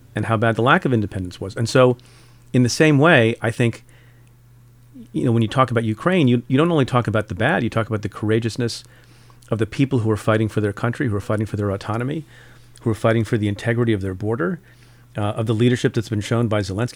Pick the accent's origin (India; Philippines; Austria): India; moved away; And I'm from India, was born in India